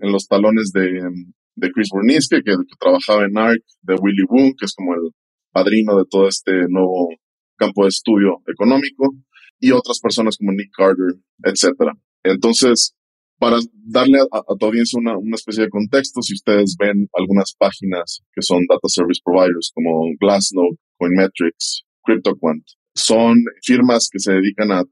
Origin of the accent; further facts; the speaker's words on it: Mexico; Pues sí, como dices, mexicano.